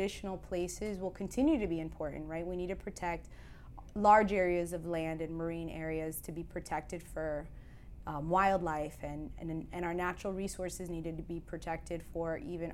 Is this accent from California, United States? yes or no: no; Miami, Florida, United States; You and I grew up here in Miami